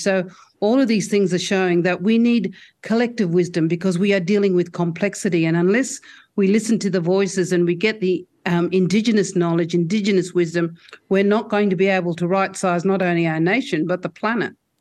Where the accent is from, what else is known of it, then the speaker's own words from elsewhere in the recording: Broome, Western Australia, Australia; I'm speaking to you tonight on my home country, which is Jukunenyarū country in Broome